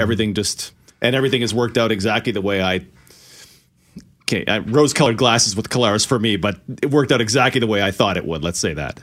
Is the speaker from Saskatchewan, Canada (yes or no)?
no; Okotoks, Alberta, Canada; my next door neighbor growing up in Okotoks.